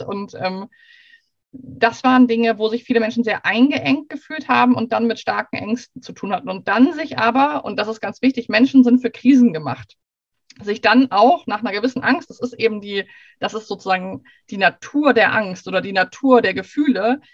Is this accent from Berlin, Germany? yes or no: no; Hamburg, Germany; gebürtige Hamburgerin, aber gerade sage ich aus Schweden Hallo